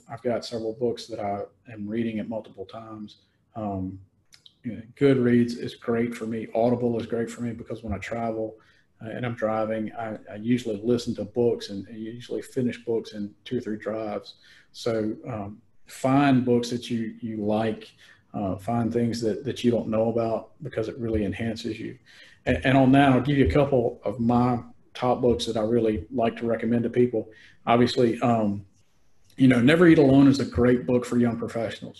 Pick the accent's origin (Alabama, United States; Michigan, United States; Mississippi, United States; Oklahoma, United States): Mississippi, United States; Mississippi Delta, United States; I'm from the Mississippi Delta, so I knew a lot of the towns.